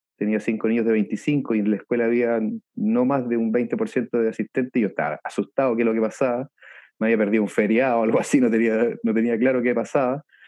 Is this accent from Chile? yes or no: yes; Viña del Mar, Valparaíso, Chile; moved away as an adult; also born or lived in Chiloé / Puerto Montt; yo soy oriundo de Viña del Mar